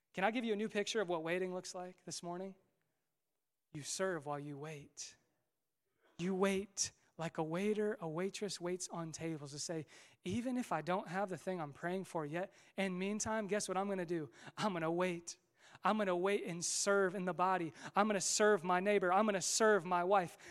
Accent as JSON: {"language": "English", "area": "Westfield", "region": "Indiana", "country": "United States", "tie": "born or raised there", "also_born_or_lived": "Marion, Indiana / Muncie, Indiana / Fishers, Indiana", "said": "in Westville. This is my hometown. This is where I grew up."}